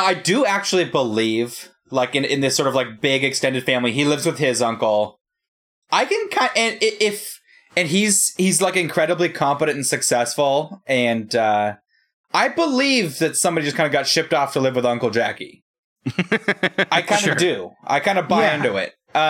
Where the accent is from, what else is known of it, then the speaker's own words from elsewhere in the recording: Hong Kong; born there; You know, I was born in Hong Kong.